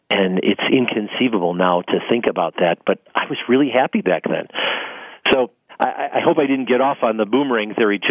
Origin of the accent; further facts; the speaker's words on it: Bellwood, Illinois, United States; also born or lived in Arizona; I grew up in Bellwood, Illinois, which is a very lower middle class area. It's just outside the city of Chicago